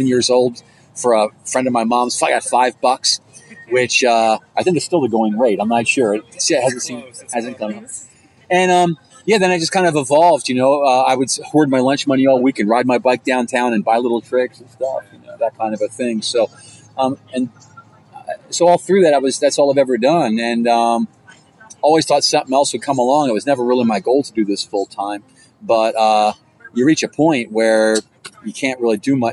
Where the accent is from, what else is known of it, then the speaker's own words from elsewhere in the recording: Baltimore, Maryland, United States; I grew up in Baltimore, which is a great place